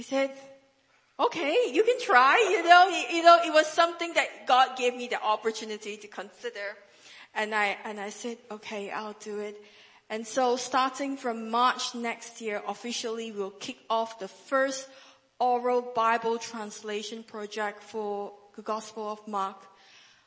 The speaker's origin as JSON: {"language": "English", "region": "northern Malaysia", "country": "Malaysia", "second_language": "English", "said": "the dialect that we spoke in our area of in the northern part of Malaysia"}